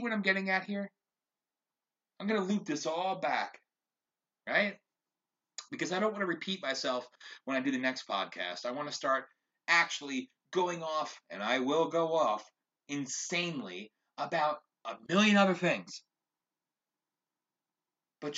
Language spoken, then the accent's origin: English; United States; as an American